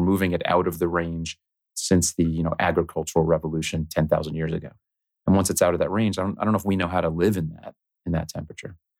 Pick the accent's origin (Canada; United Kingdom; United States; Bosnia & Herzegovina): United States; South Florida; I grew up in South Florida